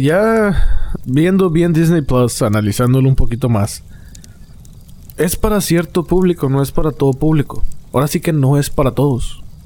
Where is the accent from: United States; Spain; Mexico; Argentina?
Mexico; Monterrey, Nuevo León; a nosotros de Monterrey